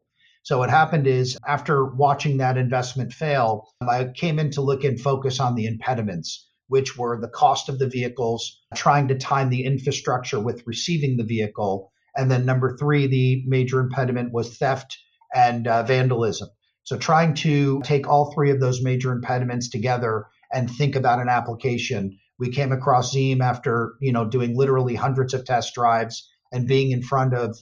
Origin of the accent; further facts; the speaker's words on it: Northeast, United States; my background is I grew up in the Northeast